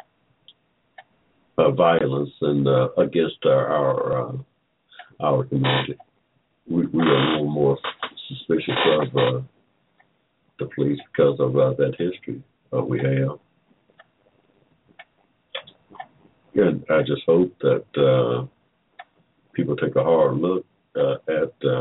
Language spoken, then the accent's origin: English; Georgia, United States; I was born in Georgia in 1945 without 14th Amendment protection. When I started school in 1951 here in Georgia, a segregated school